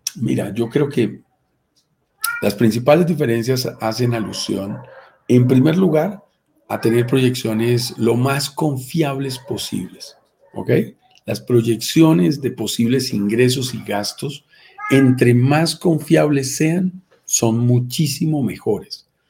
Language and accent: Spanish; Colombia; en mi propio país